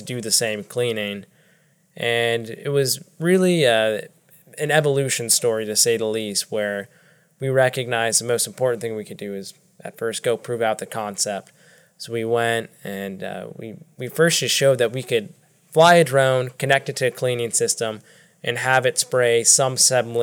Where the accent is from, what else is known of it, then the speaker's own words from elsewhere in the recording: Northern Virginia, United States; moved away as an adult; also born or lived in Davidson, North Carolina; now in Charlotte, United States; I'm from Northern Virginia, born and raised.